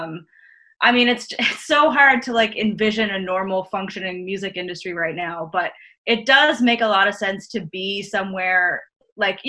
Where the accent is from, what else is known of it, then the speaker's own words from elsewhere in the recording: Newfoundland and Labrador, Canada; moved away as an adult; growing up in Newfoundland